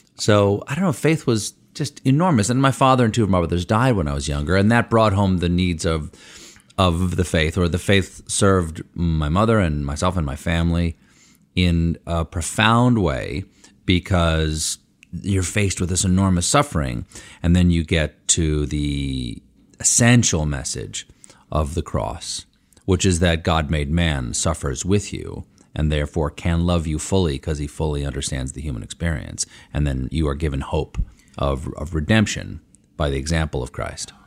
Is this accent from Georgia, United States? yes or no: no; Washington, District of Columbia, United States; also born or lived in Bethesda, Maryland; I was born in Washington, D C, at Georgetown University Hospital